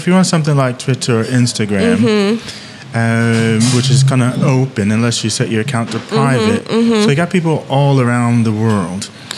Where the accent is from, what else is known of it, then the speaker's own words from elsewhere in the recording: Eatontown, New Jersey, United States; So I'm just thinking of my town. I grew up in Eatontown.